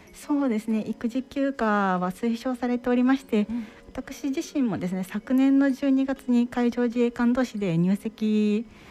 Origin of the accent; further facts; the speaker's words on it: Toyohashi, Aichi, Japan; now in Maizuru, Japan; 愛知県特にあの私は豊橋出身なんですけれども